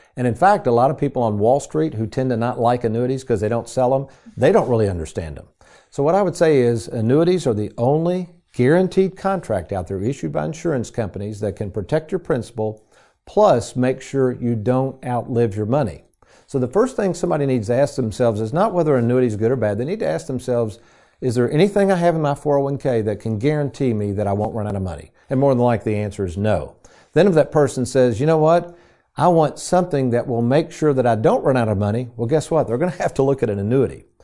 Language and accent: English; Lexington, United States; growing up in Lexington. We lived on a street called Rambler Road.